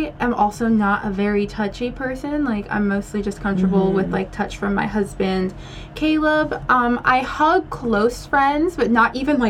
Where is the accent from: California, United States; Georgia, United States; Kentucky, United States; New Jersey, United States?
New Jersey, United States; I grew up in New Jersey